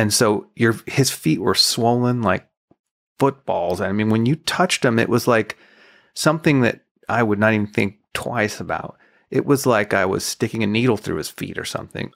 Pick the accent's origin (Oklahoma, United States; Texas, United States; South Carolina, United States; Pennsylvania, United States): Texas, United States; El Paso; moved away as an adult; also born or lived in Nashville; I'm from El Paso. I ended up in Nashville as a songwriter